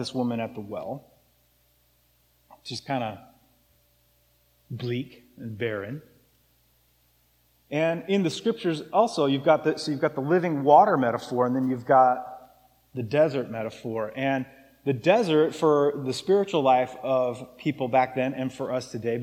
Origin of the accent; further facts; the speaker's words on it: Arizona, United States; now in Seattle, United States; where I grew up in Arizona